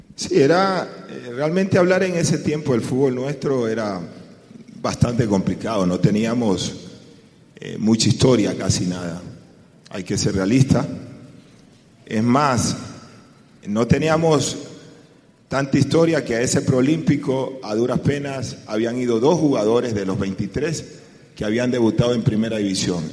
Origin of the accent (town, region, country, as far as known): Ecuador